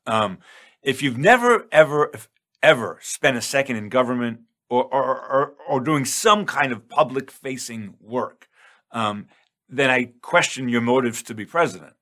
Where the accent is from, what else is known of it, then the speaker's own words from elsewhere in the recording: New York, United States; I'm from New York